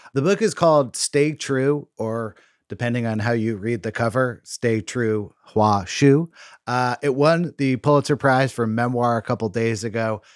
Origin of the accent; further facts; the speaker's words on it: Berkeley, California, United States; Berkeley, which is my hometown